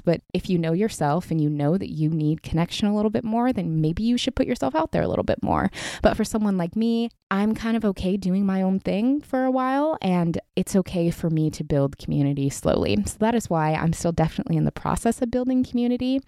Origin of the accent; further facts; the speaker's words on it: Pacific Northwest, United States; moved away as an adult; now in Southern California, United States; I grew up in the Pacific Northwest, was born and raised there.